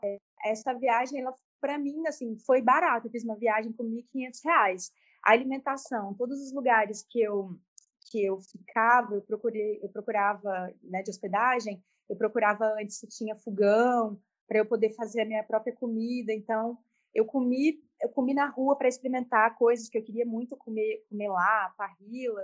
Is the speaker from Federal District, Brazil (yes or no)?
yes; Brasília, Federal District, Brazil; moved away as an adult; now in Chapada dos Veadeiros, Brazil; nasci em Brasília, mas atualmente moro na Chapada dos Veadeiros, no interior do Nordeste goiano